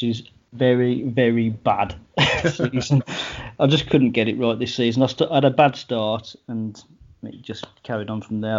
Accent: Midlands, United Kingdom; accent: Midlands; my Midlands accent

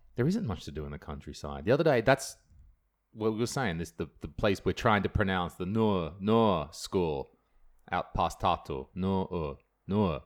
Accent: Australia; accent: Australian; now in Estonia; my stupid Australian accent.

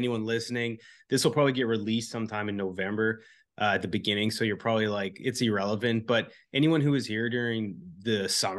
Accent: Canada; now in Houston, United States; you're from the UK, I'm from Canada.

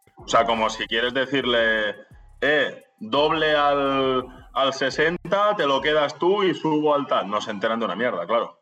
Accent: Spain; soy el único español.

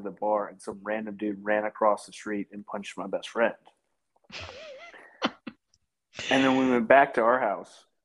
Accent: Michigan, United States; moved away as an adult; I grew up in Michigan until I was like 18

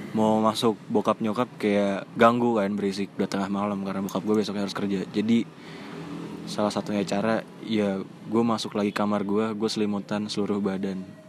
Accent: Jakarta, Indonesia; gua orang Jakarta, tapi gua ngerti bahasa Sunda

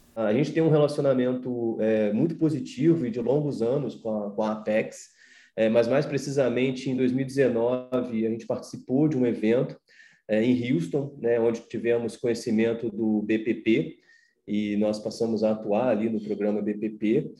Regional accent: Brazil; como brasileiro

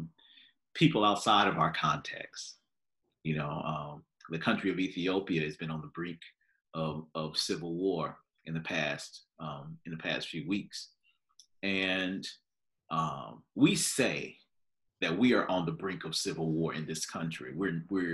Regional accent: United States; as American Christians

